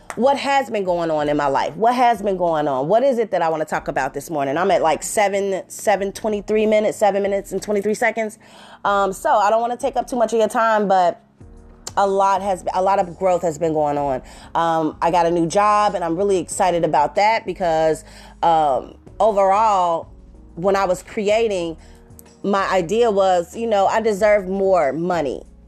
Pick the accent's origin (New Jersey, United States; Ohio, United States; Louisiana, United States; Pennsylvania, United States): Ohio, United States; Cincinnati; I'm from Cincinnati